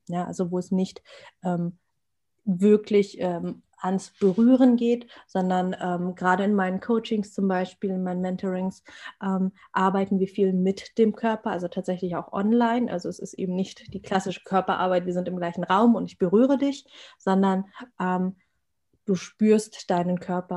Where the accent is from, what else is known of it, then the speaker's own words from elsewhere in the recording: Germany; ich bin Deutsche, ich bin hier geboren, ich bin hier sozialisiert